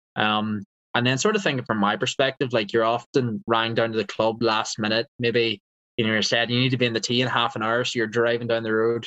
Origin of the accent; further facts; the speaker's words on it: Eglinton, Northern Ireland, United Kingdom; I grew up actually around 40 to 45 minutes away from Castle and those Linksy courses um, in a village called Eglinton.